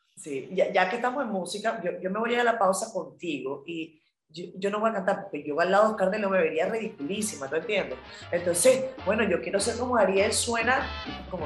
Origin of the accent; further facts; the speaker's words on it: Venezuela; yo como venezolana